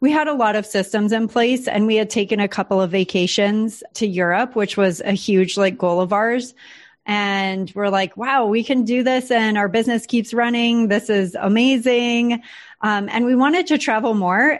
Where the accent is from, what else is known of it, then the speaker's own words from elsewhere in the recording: San Diego, California, United States; moved away as an adult; now in Puerto Rico; San Diego was just so comfy for us. We had an awesome community there. That's my hometown